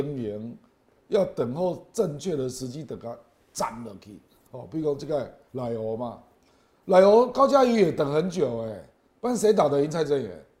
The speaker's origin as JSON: {"language": "Chinese", "region": "Kaohsiung", "country": "Taiwan", "said": "因为，我高雄人啊，我很清楚啊，"}